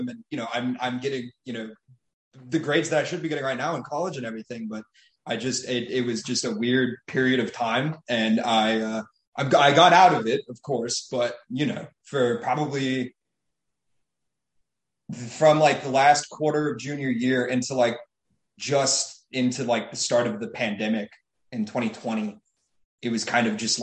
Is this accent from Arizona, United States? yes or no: yes; Tucson, Arizona, United States; Fifth grade. I moved up from Tucson.